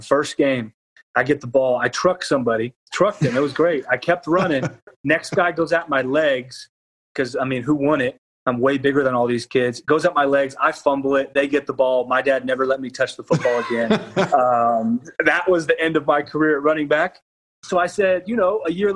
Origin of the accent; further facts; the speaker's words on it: Wiggins, Mississippi, United States; my dad started the Pee Wee football program here in my hometown of Wiggins